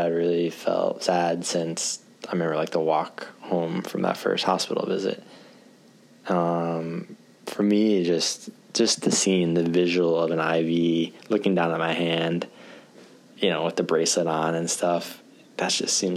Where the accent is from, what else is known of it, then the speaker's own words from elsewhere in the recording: Michigan, United States; moved away as an adult; now in Japan; Michigan, actually, my home state